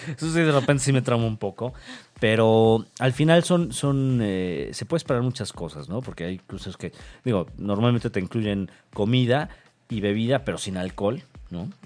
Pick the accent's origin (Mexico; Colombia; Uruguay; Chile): Mexico; como buen mexicano que cruza fronteras